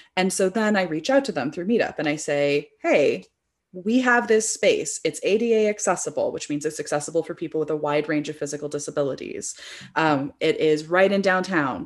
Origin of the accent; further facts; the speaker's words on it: Bay Area, California, United States; I grew up in the Bay Area